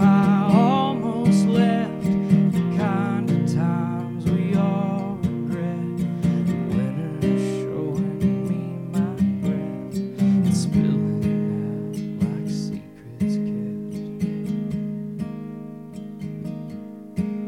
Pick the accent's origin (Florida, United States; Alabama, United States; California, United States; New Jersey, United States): Alabama, United States; Woodstock; I grew up in Woodstock, Alabama, a.k.a. Shittown, Alabama